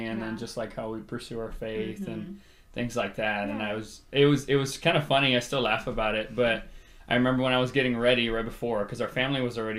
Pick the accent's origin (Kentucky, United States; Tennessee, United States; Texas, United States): Texas, United States; Rio Grande Valley; moved away as an adult; I'm originally from the Rio Grande Valley, and I moved over here for school